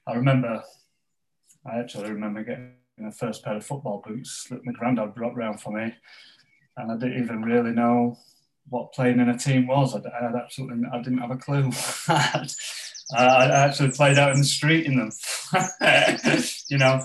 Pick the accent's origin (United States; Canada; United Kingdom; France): United Kingdom; Pontefract, Yorkshire and the Humber; where I grew up in West Yorkshire, in Pontefract in West Yorkshire, as a strong sort of mining community